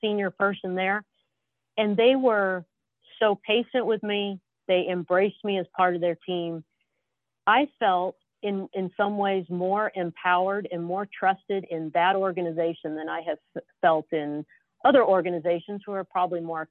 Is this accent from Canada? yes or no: no; Southern California, United States; moved away; I'm from Southern California